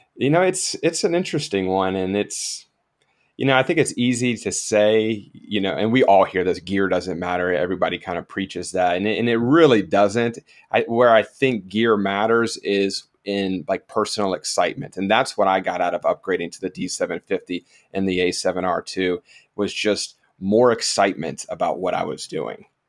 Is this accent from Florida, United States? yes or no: yes; South Florida, United States; also born or lived in Georgia; I'm originally from South Florida as well